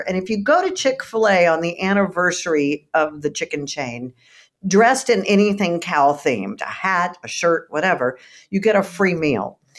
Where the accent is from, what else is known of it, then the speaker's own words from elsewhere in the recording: Texas, United States; I'm from Texas